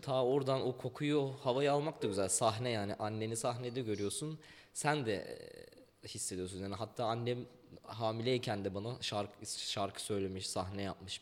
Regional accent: Ankara, Turkey; ben Cebeci'de Seyhan sokakta doğdum. Yani büyüdüm orada. Hı. 12 yaşıma kadar orada kaldım.

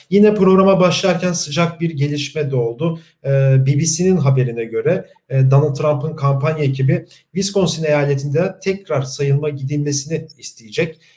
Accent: Turkey; Ee, biz de Türkiye'den yani Türkiye'liler olarak çok yakından takip ettik bunu.

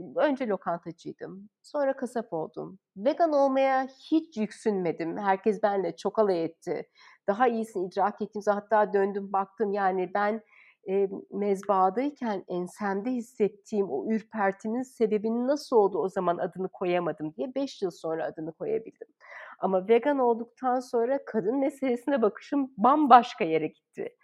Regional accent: Istanbul, Turkey; moved away as an adult; o zamanki İstanbul'da büyümüş biri olarak zaten ben İstanbul'da yabancıydım.

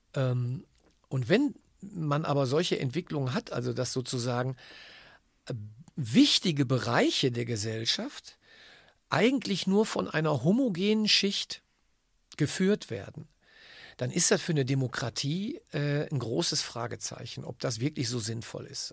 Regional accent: Germany; bei uns in Deutschland

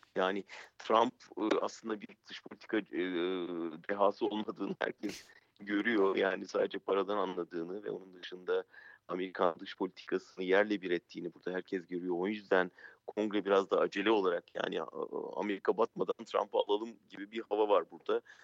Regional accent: Turkey; biz Türkiye'den

